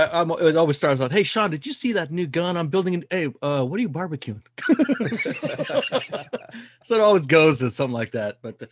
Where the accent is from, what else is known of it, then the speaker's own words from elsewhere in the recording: Mexico; I'm Mexican.